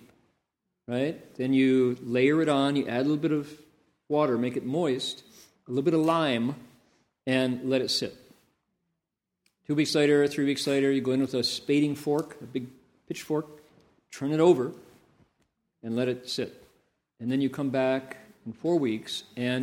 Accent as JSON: {"language": "English", "town": "Toledo", "region": "Ohio", "country": "United States", "tie": "born or raised there"}